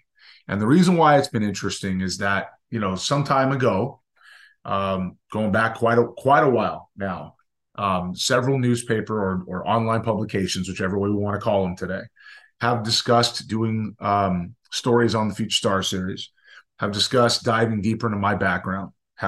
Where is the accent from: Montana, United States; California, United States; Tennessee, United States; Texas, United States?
California, United States; Southern; growing up in Southern California, I was a very young, just pre-high school age player